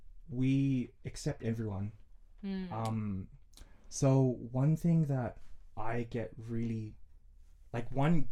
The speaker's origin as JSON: {"language": "English", "country": "Samoa", "tie": "born or raised there", "lives_now": "Australia", "said": "But growing up in Samoa and growing up here is two different things."}